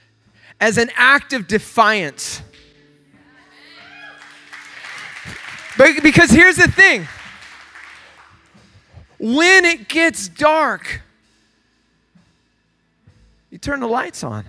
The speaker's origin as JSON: {"language": "English", "town": "Oceanside", "region": "California", "country": "United States", "said": "I'm from Oceanside"}